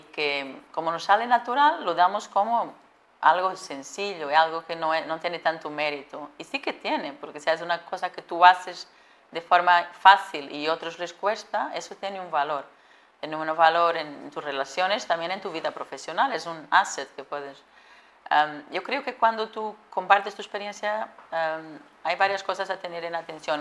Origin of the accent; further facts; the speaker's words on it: Portugal; Spanish is a second language; moved away as an adult; also born or lived in Atlanta, United States; yo soy portuguesa, como decías, y, de hecho eh, eh, viví, y crecí en ciudades pequeñas.